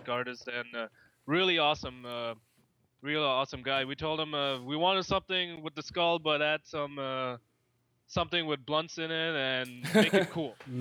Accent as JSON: {"language": "English", "town": "Toronto", "region": "Ontario", "country": "Canada", "said": "from Toronto, Canada"}